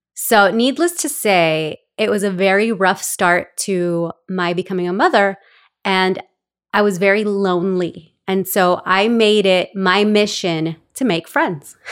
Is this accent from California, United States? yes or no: yes; Los Angeles, California, United States; born or raised there; also born or lived in El Salvador / Glendale / Oxnard; now in Ventura, United States